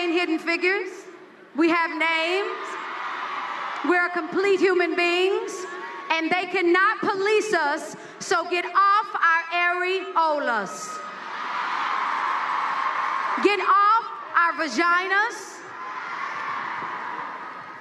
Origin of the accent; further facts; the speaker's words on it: United States; as an American and as a woman